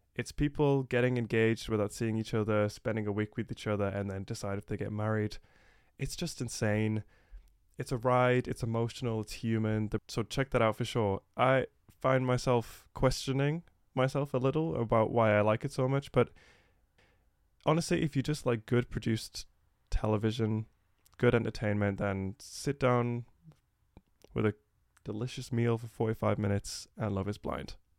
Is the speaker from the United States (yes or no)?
no; England, United Kingdom; I'm from England